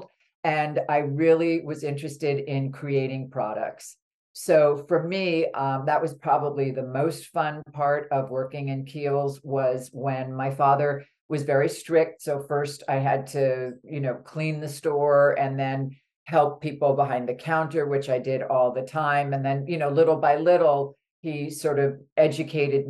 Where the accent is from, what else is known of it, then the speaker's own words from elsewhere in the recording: New York City, New York, United States; when I was young, I grew up in New York City